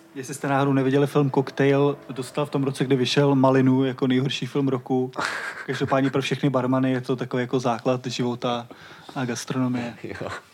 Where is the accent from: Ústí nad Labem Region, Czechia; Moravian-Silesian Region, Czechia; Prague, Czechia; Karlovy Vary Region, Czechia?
Prague, Czechia; Vinohrady; also born or lived in Vršovice, Prague; Já teď bydlím ve Vršovicích a přijde mi to trochu podobný, protože jsem z Vinohrad